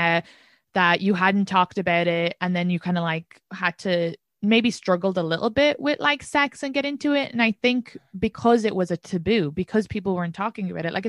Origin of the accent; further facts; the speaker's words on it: Ireland; moved away as an adult; now in New York City, United States; being an immigrant, being Irish